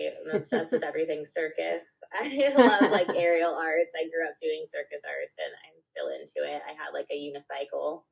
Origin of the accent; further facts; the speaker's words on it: Chicago, Illinois, United States; moved away as an adult; now in Los Angeles, United States; I'm from Chicago, but I moved out here in 2008 to go to undergrad